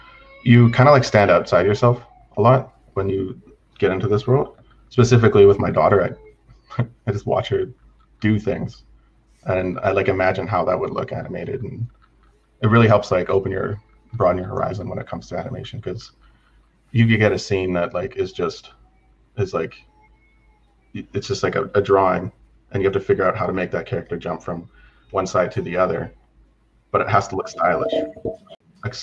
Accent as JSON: {"language": "English", "country": "Canada", "tie": "born or raised there", "also_born_or_lived": "British Columbia", "said": "Yeah, basically I grew up on Takaku Cree Nation under Treaty 6 territory. We jumped around back and forth from like Attack Coop to BC"}